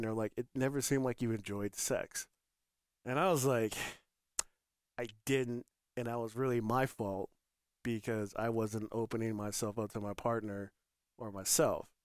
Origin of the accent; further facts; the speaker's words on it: Northern Colorado, United States; also born or lived in Michigan; I'm from Michigan, grew up in Northern Colorado